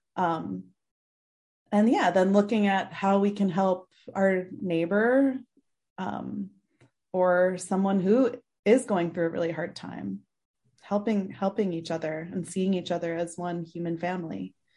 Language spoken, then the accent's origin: English; Mendham, New Jersey, United States; moved away as an adult; now in Nepal; I grew up in the suburbs in this, um, in the northwest, uh, of Jersey, this little town called Mendham